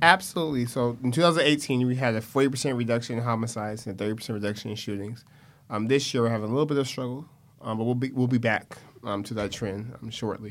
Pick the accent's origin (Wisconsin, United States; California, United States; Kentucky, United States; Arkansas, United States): California, United States; Stockton; born and raised in Stockton